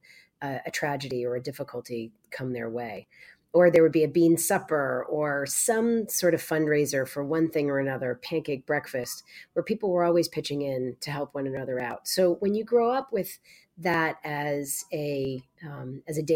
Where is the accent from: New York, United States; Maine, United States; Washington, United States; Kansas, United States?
Maine, United States; Growing up in Maine, as you said, in a very rural place